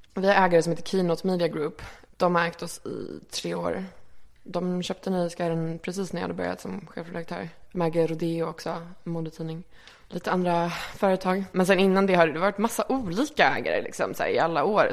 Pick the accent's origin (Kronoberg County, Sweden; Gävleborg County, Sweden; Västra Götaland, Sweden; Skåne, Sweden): Skåne, Sweden; Malmö; moved away as an adult; also born or lived in Reykjavik, Iceland / Örebro, Sweden; now in Stockholm, Sweden; både Örebro och Malmö har jag växt upp liksom, kan man säga. Men kanske mest Malmö